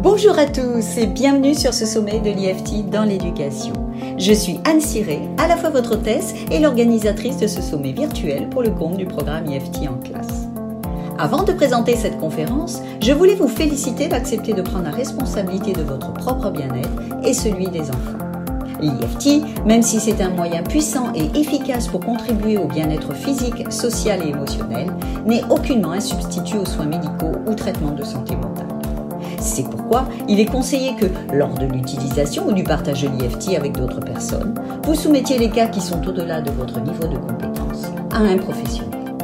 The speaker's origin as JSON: {"language": "French", "country": "New Caledonia", "tie": "born or raised there", "said": "je suis née en Nouvelle-Calédonie"}